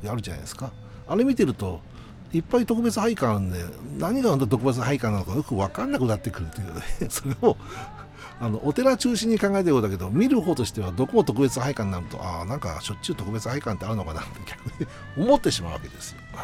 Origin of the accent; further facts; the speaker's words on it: Nagoya, Aichi, Japan; 僕は名古屋人、名古屋に住んでおりますんで